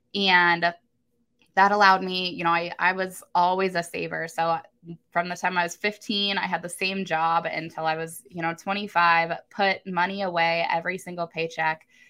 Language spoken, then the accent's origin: English; Columbus, Ohio, United States; I am from Columbus, Ohio